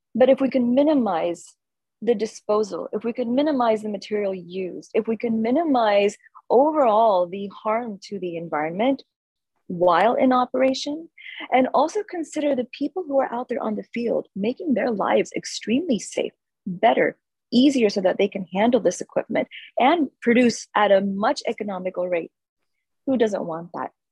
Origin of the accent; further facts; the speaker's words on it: Houston, Texas, United States; moved away as an adult; also born or lived in India / Pune, India; the first 19 years of my life, I grew up here in Houston, Texas